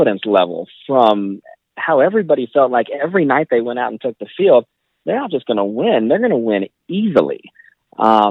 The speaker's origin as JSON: {"language": "English", "town": "Kansas City", "region": "Missouri", "country": "United States", "tie": "born or raised there", "said": "I grew up in Kansas City, so, you know, always been to Royals games and Chiefs games since I could walk."}